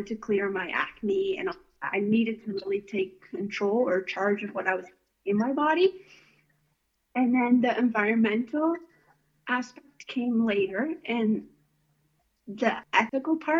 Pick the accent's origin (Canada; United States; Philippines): Canada; Tillsonburg, Ontario; I grew up in Tilfenburg on a little hobby farm with my parents and my siblings